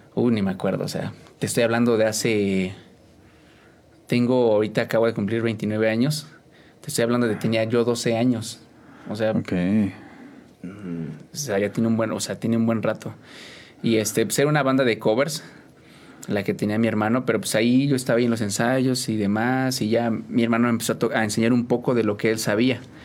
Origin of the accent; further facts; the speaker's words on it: San Juan del Río, Querétaro, Mexico; 100% de aquí de San Juan del Río